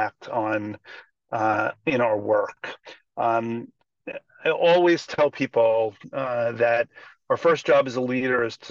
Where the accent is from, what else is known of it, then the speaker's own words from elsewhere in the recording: Long Island, outside New York City, United States; I grew up outside New York City on Long Island, not Baltimore